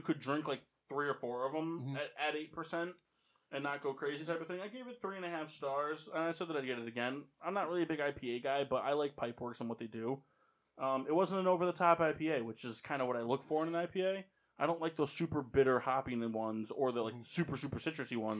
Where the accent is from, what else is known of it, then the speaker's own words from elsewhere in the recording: Chicago, Illinois, United States; now in Connecticut, United States; I'm from Chicago